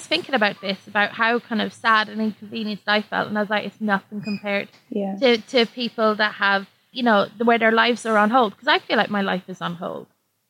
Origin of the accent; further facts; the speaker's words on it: Ireland; now in London, United Kingdom; I live in London at the moment, and I went back to Ireland in August